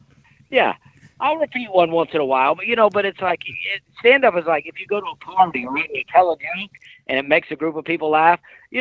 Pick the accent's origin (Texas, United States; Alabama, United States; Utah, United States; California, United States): Alabama, United States; moved away; also born or lived in Knoxville, Tennessee; I grew up in Alabama, I lived in Knoxville, Tennessee